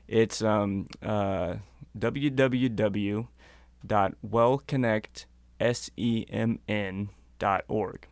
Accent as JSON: {"language": "English", "region": "North Missouri", "country": "United States", "moved": "as an adult", "lives_now": "Minnesota, United States", "said": "I'm originally from Missouri"}